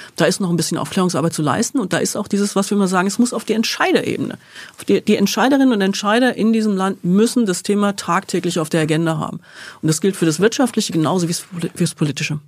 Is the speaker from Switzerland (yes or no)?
no; Rhine-Main area, south of Frankfurt, Hesse, Germany; Im Rhein-Main-Gebiet, ähm, aber südlich von Frankfurt